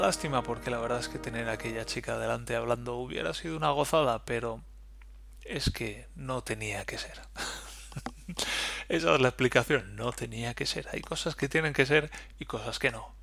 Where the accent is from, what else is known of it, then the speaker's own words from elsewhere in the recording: Valencia, Valencian Community, Spain; moved away as an adult; now in Germany; Yo vengo de Valencia, de donde las palmeras y la playa.